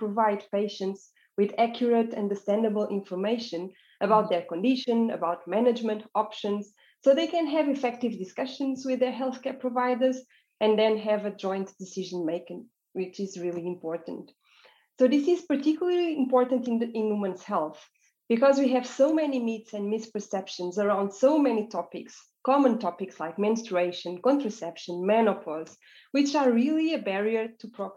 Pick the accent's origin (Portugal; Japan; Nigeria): Portugal; moved away as an adult; also born or lived in Berlin, Germany; now in Basel, Switzerland; I am from Portugal, and I work there in clinical practice